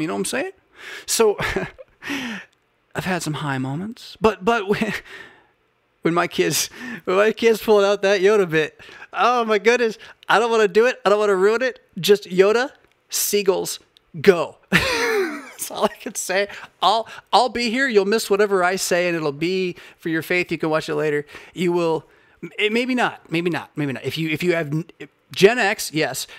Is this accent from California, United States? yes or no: yes; Southern California, United States; moved away as an adult; also born or lived in Portland, Oregon / Bay Area / Midwest / Philadelphia; I was born in Portland, Oregon, that I grew up in Southern California